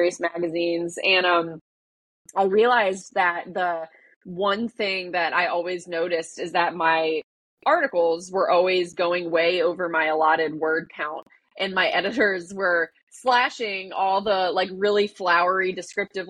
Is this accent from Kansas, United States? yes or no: no; Mount Pleasant, South Carolina, United States; I grew up in Mount Pleasant.